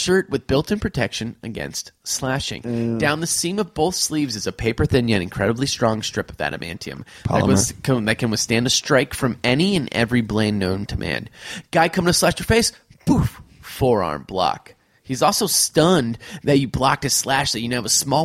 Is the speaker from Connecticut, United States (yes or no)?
yes; New Haven, Connecticut, United States; we grew up in New Haven, Connecticut